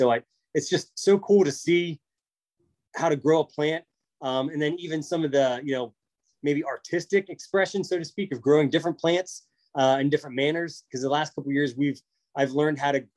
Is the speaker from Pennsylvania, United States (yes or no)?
yes; central Pennsylvania, United States; I grew up on a family dairy farm in central Pennsylvania